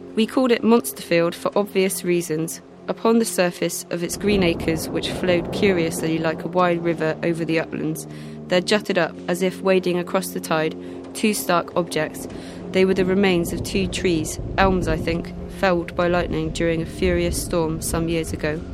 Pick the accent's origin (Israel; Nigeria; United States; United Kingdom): United Kingdom; Bristol, South West England; I grew up in Redfield